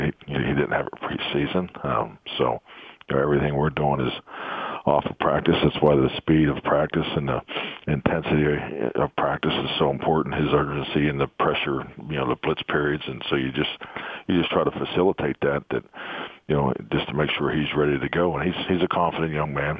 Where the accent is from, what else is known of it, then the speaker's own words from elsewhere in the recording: Pittsburgh, Pennsylvania, United States; moved away; growing up in Pittsburgh